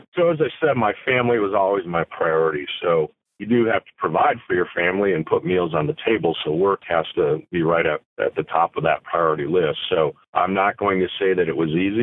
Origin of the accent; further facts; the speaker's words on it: Flint, Michigan, United States; the Genesee County area where I was from because born and raised in Flint, Michigan.